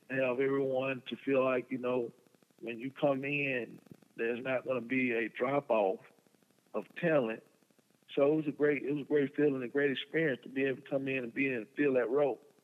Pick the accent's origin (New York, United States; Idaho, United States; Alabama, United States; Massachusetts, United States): Alabama, United States; Prichard; we grew up in a little small city in Mobile, Alabama, called Pritchard, Alabama